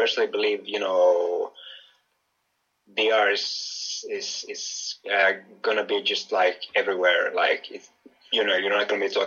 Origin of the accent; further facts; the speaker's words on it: Finland; moved away; also born or lived in Greece; I'm Finnish from Finland.